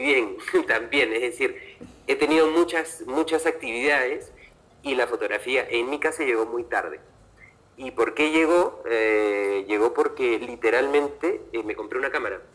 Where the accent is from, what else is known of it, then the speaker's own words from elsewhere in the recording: Lima, Peru; moved away as an adult; also born or lived in Seville, Spain; Lima, que es de donde yo soy, porque yo nací en Lima